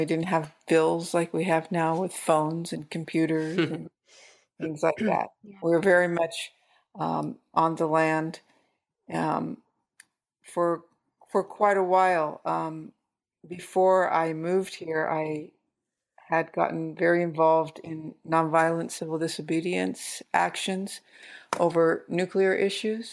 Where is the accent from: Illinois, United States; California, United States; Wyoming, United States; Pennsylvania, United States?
California, United States; San Francisco; moved away as an adult; now in Humboldt County, United States; I grew up in San Francisco and I moved up here. In the late 70s